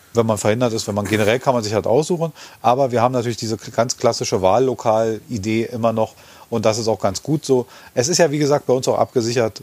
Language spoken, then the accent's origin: German; Germany; wir als Deutsche